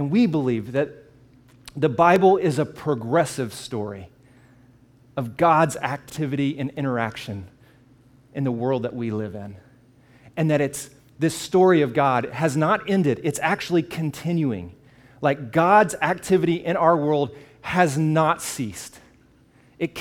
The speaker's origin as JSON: {"language": "English", "region": "the South", "country": "United States", "said": "I'm from the South, and so in where I live"}